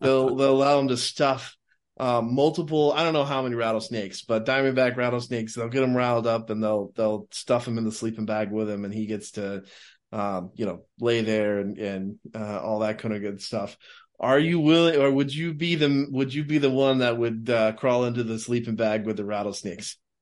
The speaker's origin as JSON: {"language": "English", "region": "Texas", "country": "United States", "tie": "born or raised there", "said": "I grew up in Texas"}